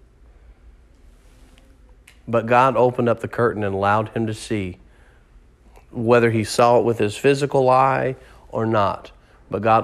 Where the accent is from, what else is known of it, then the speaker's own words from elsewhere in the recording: United States; as an American